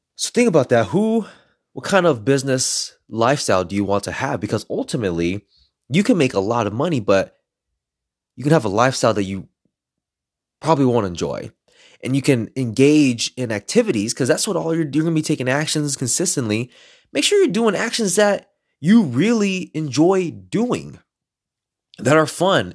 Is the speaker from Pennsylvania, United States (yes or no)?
no; Los Angeles, California, United States; I'm a third Mexican and I grew up in East L